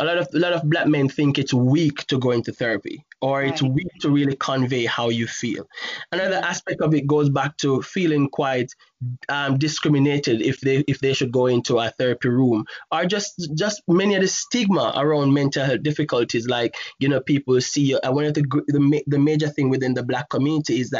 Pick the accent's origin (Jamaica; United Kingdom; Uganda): Jamaica; moved away; growing up in Jamaica